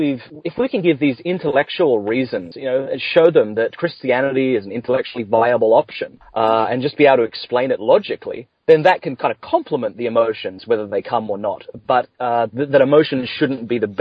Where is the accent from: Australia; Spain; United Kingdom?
Australia; near Adelaide, South Australia; accent: Australian; moved away as an adult; also born or lived in Canada / Ireland; now in California, United States; I grew up near Adelaide in South Australia.